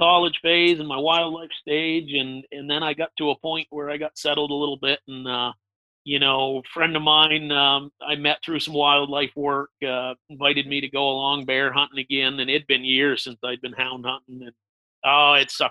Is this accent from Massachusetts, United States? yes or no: yes; Western Massachusetts, United States; I grew up in Western Massachusetts, right up in the corner near Vermont, New York